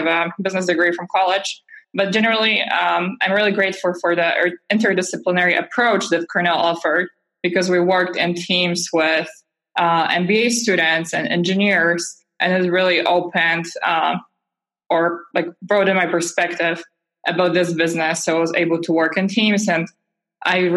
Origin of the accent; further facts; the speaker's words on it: Poland; now in New York, United States; I'm originally from Poland, but I moved to New York to attend Fashion Institute of Technology